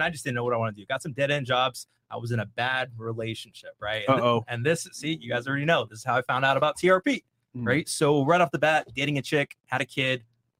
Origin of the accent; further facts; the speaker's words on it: Bay Area, California, United States; So I'm East African, Eritrean, right? Small community, small little country in East Africa, right? Yeah. So born and raised in the Bay Area. So I'm used to diversity, right?